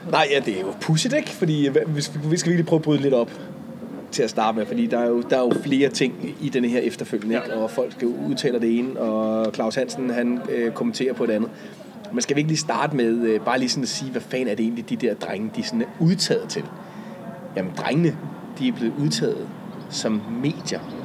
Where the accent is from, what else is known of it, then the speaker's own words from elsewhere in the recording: Humlebæk, Capital Region of Denmark, Denmark; Humlebæk, hvor jeg er vokset op